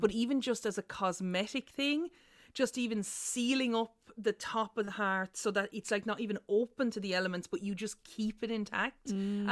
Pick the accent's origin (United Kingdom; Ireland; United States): Ireland; our legacy as Irish people